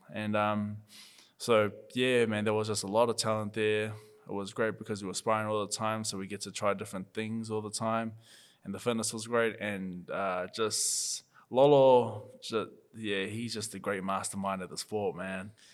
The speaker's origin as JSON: {"language": "English", "area": "Papatoetoe", "region": "Auckland", "country": "New Zealand", "said": "I'm from Papakuta"}